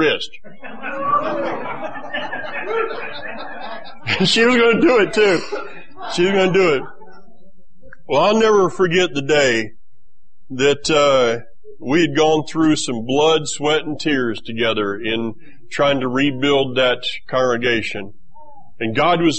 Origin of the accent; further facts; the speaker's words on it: Florida, United States; I grew up in Florida